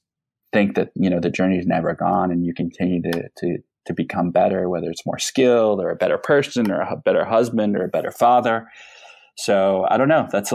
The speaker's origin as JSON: {"language": "English", "town": "Peoria", "region": "Illinois", "country": "United States", "tie": "born or raised there", "moved": "yes", "said": "I grew up in Peoria, Illinois."}